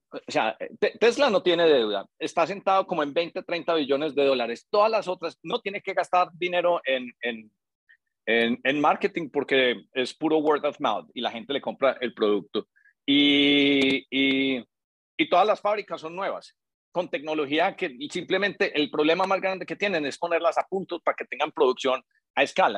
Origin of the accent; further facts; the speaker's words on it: Colombia; nosotros como colombianos